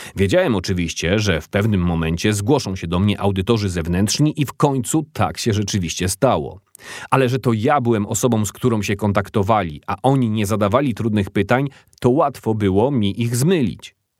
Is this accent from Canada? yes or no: no; Watford, East of England, United Kingdom; Dorastałem na osiedlu domów komunalnych w podlondyńskiej miejscowości Watford